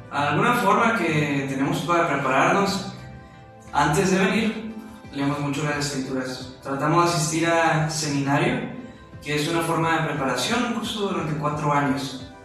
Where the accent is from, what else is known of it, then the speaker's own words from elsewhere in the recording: Guadalajara, Jalisco, Mexico; moved away as an adult; now in Tijuana, Mexico; yo soy de Guadalajara, Jalisco, y tengo 20 años